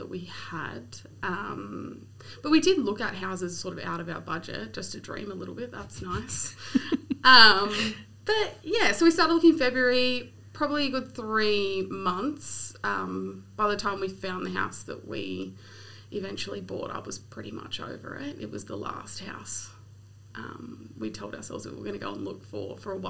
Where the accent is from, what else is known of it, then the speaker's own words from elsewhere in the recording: Norahville, New South Wales, Australia; also born or lived in Blue Haven, New South Wales; I moved to the beach, to Norville, when I was 8, and stayed there until I was 26.